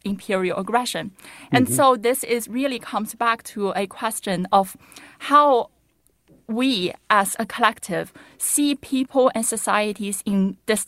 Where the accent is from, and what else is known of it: China; born or raised there; moved away